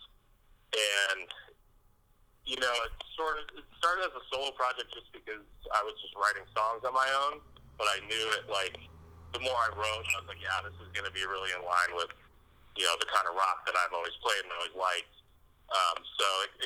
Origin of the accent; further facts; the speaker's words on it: Boston, Massachusetts, United States; now in Los Angeles, United States; I'm from Boston area originally